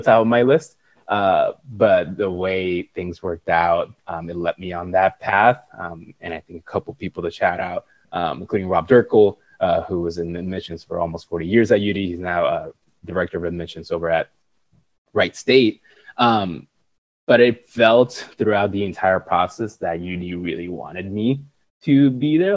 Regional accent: Puerto Rico; moved away as an adult; also born or lived in Ohio; born and raised in Puerto Rico

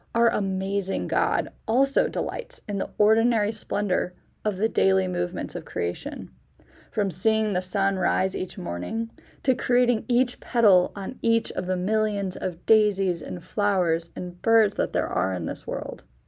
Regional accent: Chicago suburbs, Illinois, United States; moved away as an adult; now in Dayton, United States; I'm originally from the Chicago suburbs

